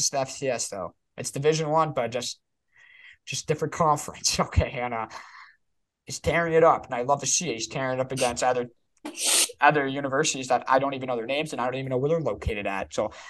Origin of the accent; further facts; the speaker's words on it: Canada; I'm Canadian.